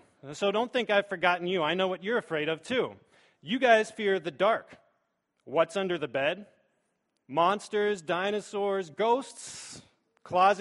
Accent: Pittsburgh, Pennsylvania, United States; moved away as an adult; now in Bowling Green, United States; I am from Pittsburgh

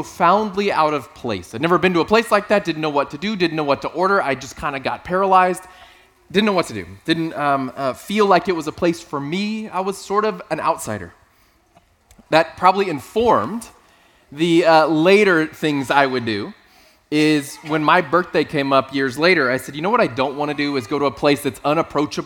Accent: South Texas, United States; moved away; I grew up in South Texas

